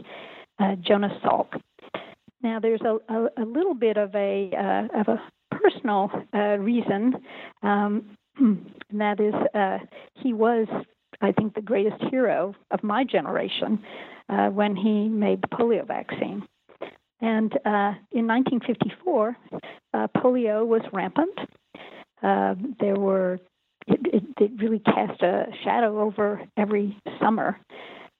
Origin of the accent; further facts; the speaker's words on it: Northeast Tennessee, United States; I grew up in Northeast Tennessee